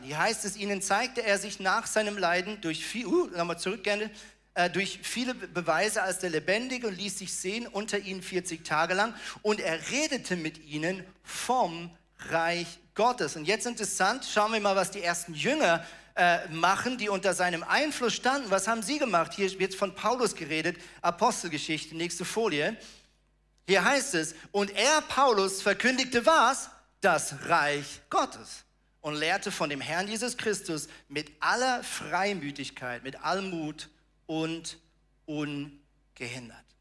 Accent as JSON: {"language": "German", "country": "Germany", "tie": "born or raised there", "also_born_or_lived": "Switzerland", "moved": "as an adult", "lives_now": "Tornesch, Germany", "said": "ich bin ja in Deutschland aufgewachsen, aber habe danach fast 19 Jahre in der Schweiz gelebt."}